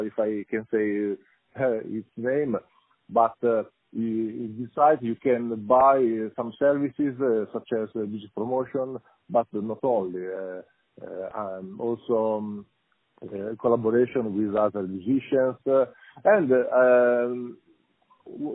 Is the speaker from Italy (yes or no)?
yes; Rimini, Emilia-Romagna, Italy; English is a second language; I'm from Rimini, Italy